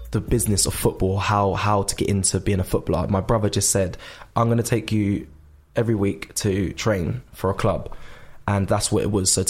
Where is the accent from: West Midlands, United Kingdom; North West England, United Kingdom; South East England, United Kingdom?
South East England, United Kingdom; Surrey; I was from Surrey, just a young boy who just wanted to do everything.